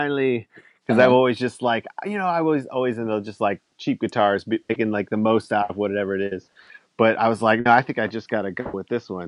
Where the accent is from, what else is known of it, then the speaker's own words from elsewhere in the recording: Mobile, Alabama, United States; now in West Virginia, United States; Yeah. I grew up in like the South. I grew up in Mobile, Alabama.